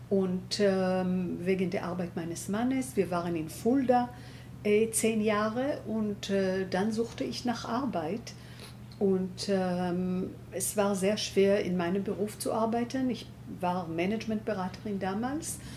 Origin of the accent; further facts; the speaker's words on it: Tel Aviv, Tel Aviv District, Israel; born there; Äh, ich bin in Tel Aviv geboren.